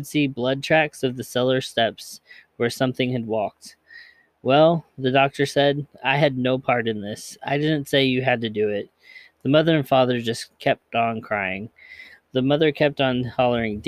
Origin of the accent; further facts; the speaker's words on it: Hardin County, Kentucky, United States; also born or lived in Bullitt County, Kentucky / Jefferson County, Kentucky; Harding County, where I grew up in Kentucky